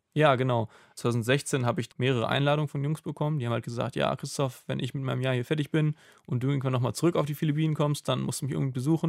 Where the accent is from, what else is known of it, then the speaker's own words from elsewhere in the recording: Germany; als Deutscher